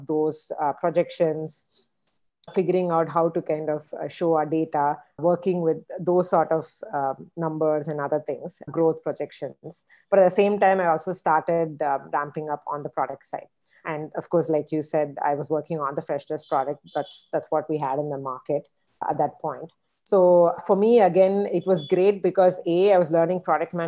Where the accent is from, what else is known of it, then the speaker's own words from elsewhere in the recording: Chennai, Tamil Nadu, India; moved away; also born or lived in United States; I am from Chennai, you know, my family's from Chennai.